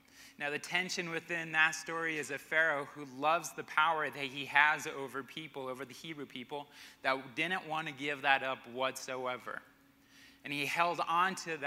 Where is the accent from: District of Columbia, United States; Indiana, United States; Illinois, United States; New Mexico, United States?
New Mexico, United States; Albuquerque; also born or lived in Arkansas / Connecticut; now in Colorado Springs, United States; Growing up in Albuquerque